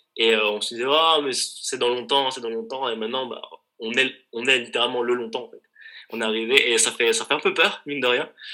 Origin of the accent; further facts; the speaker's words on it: Besançon, Bourgogne-Franche-Comté, France; c'est là d'où je viens